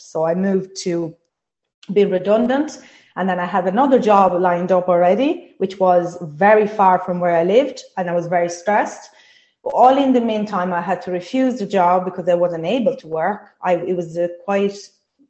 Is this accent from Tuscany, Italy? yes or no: no; Sardinia, Italy; English is a second language; moved away as an adult; now in Ireland; I'm from Italy, from Sardinia. I moved to Ireland 17 years ago.